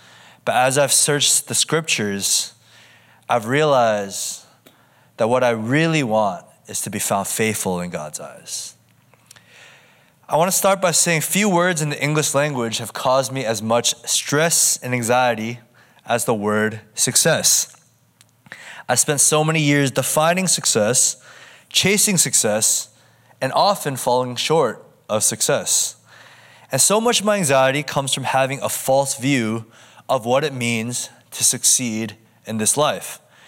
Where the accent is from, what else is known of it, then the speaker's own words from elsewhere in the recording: United States; now in Southern California, United States; I'm kind of from all over the place. I'm from the East Coast, the Midwest, as well as the West Coast, but currently I call SoCal my home.